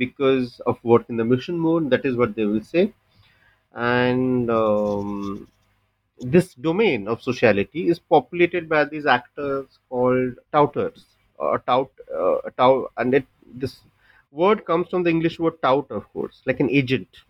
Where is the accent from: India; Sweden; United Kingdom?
India; Bhubaneswar, Odisha; first language Odia; English is a second language; moved away as an adult; also born or lived in Bangalore; I shifted to my hometown, which is Bhubaneswar, and I started working out of here.